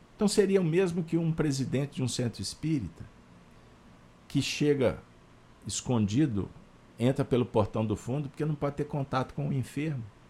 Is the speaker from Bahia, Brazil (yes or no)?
no; Minas Gerais, Brazil